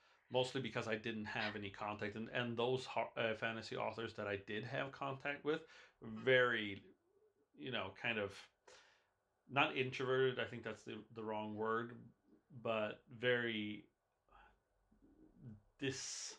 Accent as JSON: {"language": "English", "region": "Wisconsin", "country": "United States", "tie": "born or raised there", "said": "my hometown of in Wisconsin, I have the I'm lucky to I'm blessed to live in the same city as Bradley Beaulieu"}